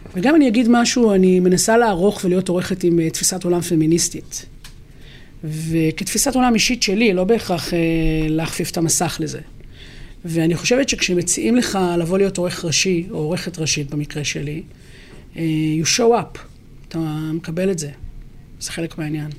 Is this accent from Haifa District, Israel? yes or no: yes; Haifa, Haifa District, Israel; אני גדלתי בבת גלים בחיפה, שכונה מעורבת